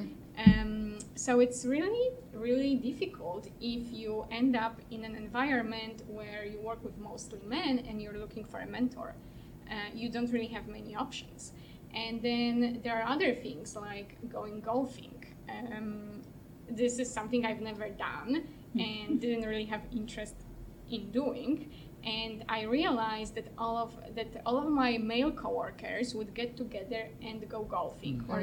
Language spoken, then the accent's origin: English; Poland; moved away as an adult; now in Canada; I'm from Poland, and I studied law in Poland